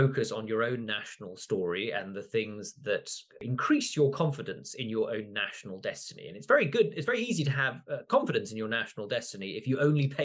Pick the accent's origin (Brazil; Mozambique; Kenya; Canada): Kenya; So part of this, I grew up in Kenya, part of my connection to these stories is the fact that obviously Camoens leaves one of the first records of European encounter with Eastern Africa and in the Indian Ocean.